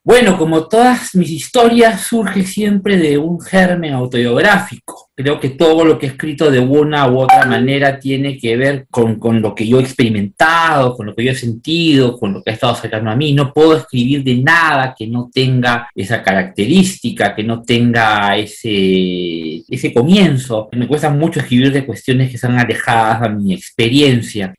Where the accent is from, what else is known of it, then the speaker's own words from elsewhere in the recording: Peru; muchos peruanos